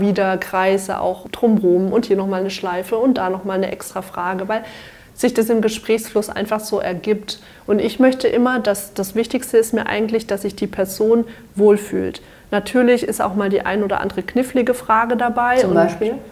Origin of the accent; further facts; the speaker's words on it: Dörzbach, Baden-Württemberg, Germany; ich komme aus Dörzbach, das ist ein kleines Dörfchen zwischen Schwäbisch Hall und Heilbronn